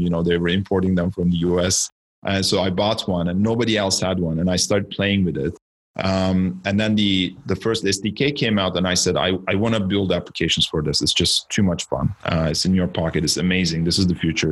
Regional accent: Istanbul, Turkey; moved away as an adult; now in Canada; I'm originally from Turkey. I was born in Istanbul and I came to Canada just under 20 years ago to study

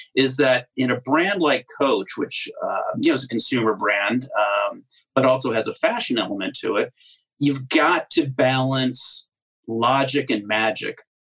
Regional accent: Cleveland, Ohio, United States; also born or lived in New Jersey; now in Rhode Island, United States; I went when I was five grew up in Cleveland

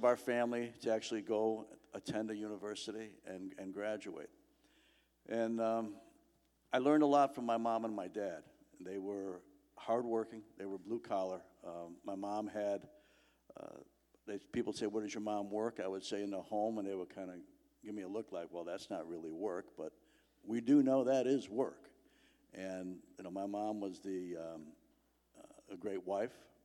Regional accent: Chicago, Illinois, United States; I grew up in Chicago

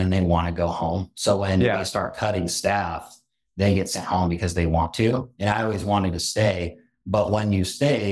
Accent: Gardnerville, Nevada, United States; also born or lived in California; now in Reno, United States; We live in Reno now. I'm from Gardnerville, originally about an hour south of here, small town

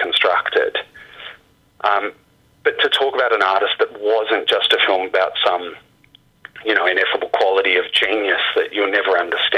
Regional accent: Australia; being an Australian filmmaker

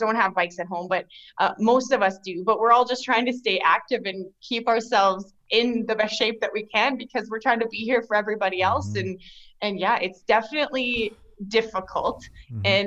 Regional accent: Yorkton, Saskatchewan, Canada; also born or lived in Nokomis, Saskatchewan; I grew up in Yorkton. Like, we moved to Yorkton when I was 3 and a half. So I've spent the majority of my life here in Yorkton

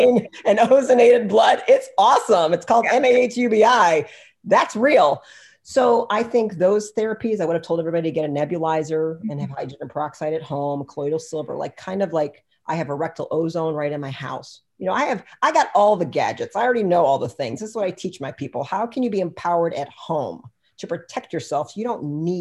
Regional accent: United States; I'm freaking American

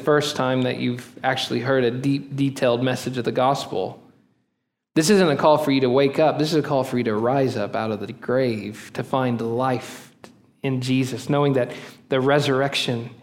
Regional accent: Oklahoma, United States; moved away; also born or lived in Texas; I'm from Oklahoma

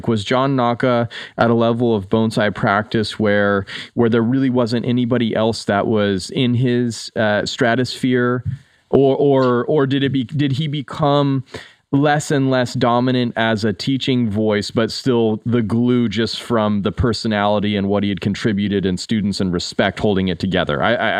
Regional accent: United States; for me as an American

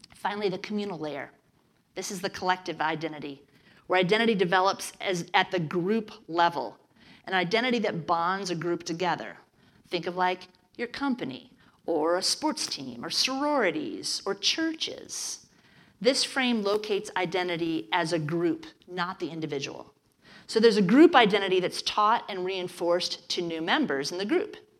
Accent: Midwest, United States; I grew up in the Midwest

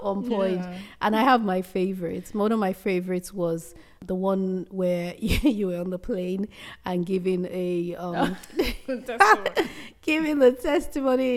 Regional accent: Benin City, Edo, Nigeria; moved away; also born or lived in northern Nigeria; I grew up in Benin, in Benin City. So although I'm Yoruba, but I grew up in Benin City

